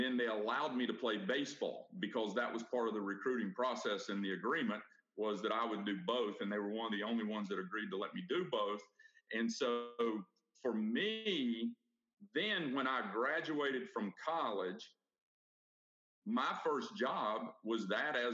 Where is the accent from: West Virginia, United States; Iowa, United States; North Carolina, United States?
North Carolina, United States; Brevard; that was my hometown